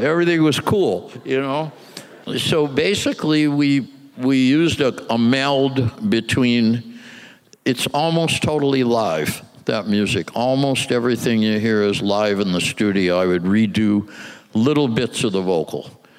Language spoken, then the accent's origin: English; Midwest, United States; we're kids from the Midwest. We've never even been to New York.